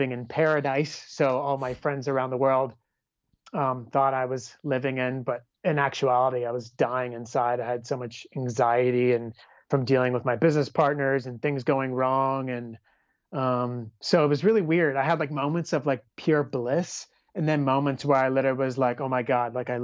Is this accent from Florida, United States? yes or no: no; California, United States; me being from California